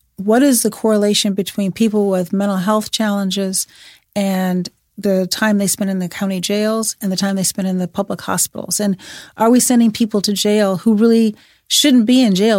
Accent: Chicago, Illinois, United States; I'm from Chicago

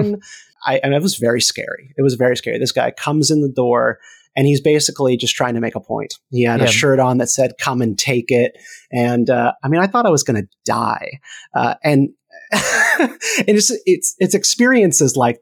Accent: Greensboro, North Carolina, United States; now in Virginia, United States; in Greensboro, North Carolina, my hometown

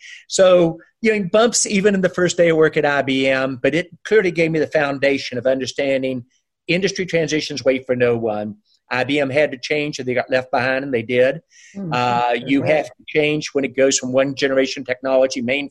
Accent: West Virginia, United States; moved away as an adult; also born or lived in Boston / California; growing up in West Virginia

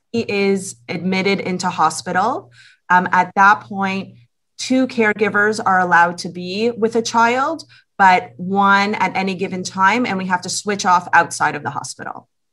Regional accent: Toronto, Ontario, Canada; we're both from Toronto, families are here

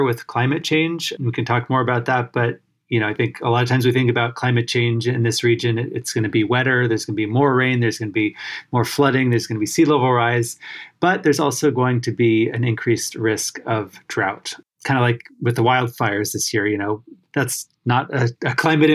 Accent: California, United States; now in Washington, D.C., United States; I grew up in California

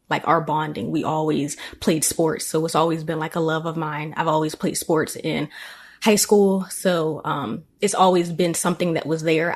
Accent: Annapolis, Maryland, United States; born and raised in Annapolis, Maryland. Um, been here forever.

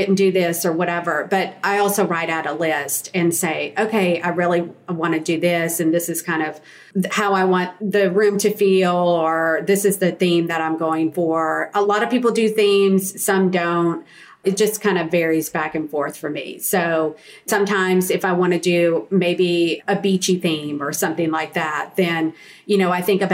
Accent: the South, United States; being a Southerner, a true Southern lady

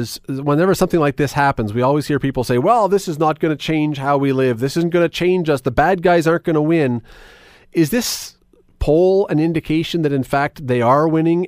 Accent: Toronto, Ontario, Canada; I grew up in Toronto.

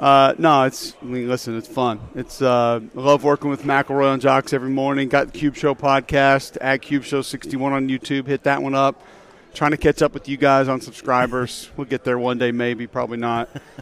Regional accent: Homewood, Alabama, United States; I grew up in Homewood, which is, I live there now. It's an amazing place. It's a suburb of Birmingham.

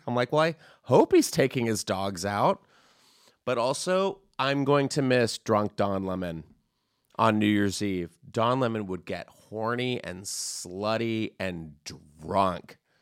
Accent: San Antonio, Texas, United States; I grew up in Texas

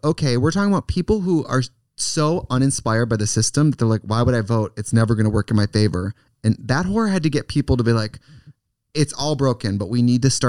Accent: rural Wisconsin, United States; moved away; I'm from rural Wisconsin.

